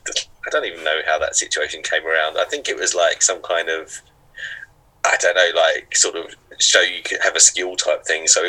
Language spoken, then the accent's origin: English; Upminster, London, United Kingdom; also born or lived in Brentwood; I grew up in Upminster, and then I moved to Brentwood